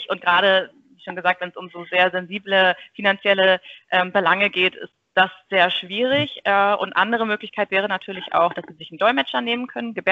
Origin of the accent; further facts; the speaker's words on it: Buxtehude, Lower Saxony, Germany; also ich komme ähm, ursprünglich aus Buxtehude.